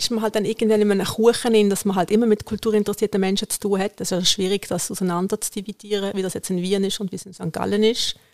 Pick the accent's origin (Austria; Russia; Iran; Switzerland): Iran; German is a second language; Im Iran, wo ich herkomme, haben wir nie ein Messer am Tisch.